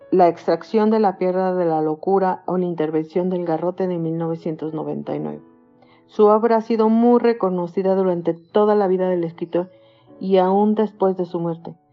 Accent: Mexico; also born or lived in Temoaya, State of Mexico; soy mexicana, tengo 55 años de edad y vivo en Temuaya, Estado de México

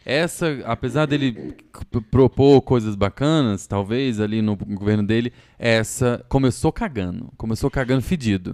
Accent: Goiânia, Goiás, Brazil; moved away as an adult; now in São Paulo, Brazil

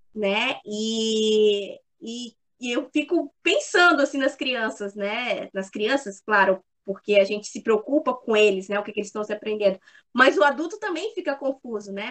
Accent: Manaus, Amazonas, Brazil; now in Criciúma, Brazil; sou nascida em Manaus, né, no estado do Amazonas

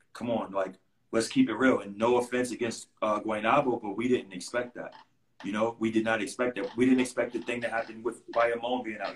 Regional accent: New York City, New York, United States; I'm a kid from Queens

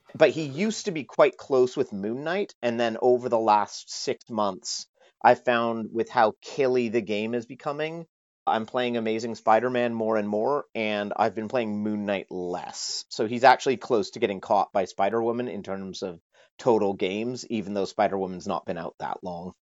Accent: Canada; moved away as an adult; now in United Kingdom; I'm a Canadian, but I moved to the U K about eleven years ago

